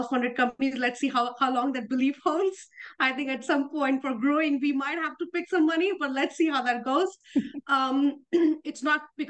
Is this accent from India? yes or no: yes; India; moved away as an adult; also born or lived in Europe / Netherlands; I grew up in India, but I've lived as much out of India, especially in Europe, as in India